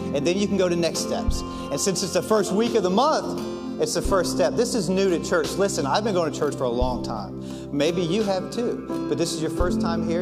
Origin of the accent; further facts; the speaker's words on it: Washington, District of Columbia, United States; moved away as an adult; I grew up in Washington, D.C. The first 30 years of my life was spent in Washington, D.C.